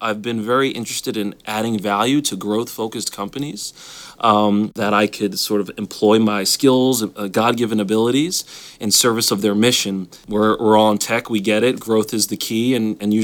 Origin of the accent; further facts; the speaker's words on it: New York, United States; moved away as an adult; also born or lived in Alabama; now in Washington, D.C., United States; I grew up in New York, so me moving to Alabama was a big move